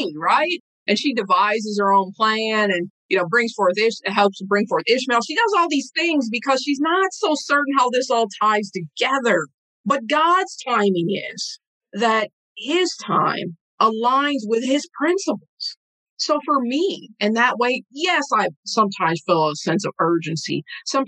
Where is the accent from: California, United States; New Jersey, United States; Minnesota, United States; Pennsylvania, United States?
Minnesota, United States; Saint Paul; I'm from a small community, a small hometown here in Rondo